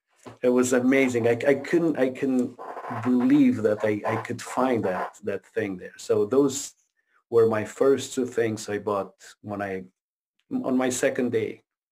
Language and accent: English; Quebec, Canada; English is a second language; Because I moved from Quebec to Ontario. And I couldn't speak the language. I couldn't speak any English.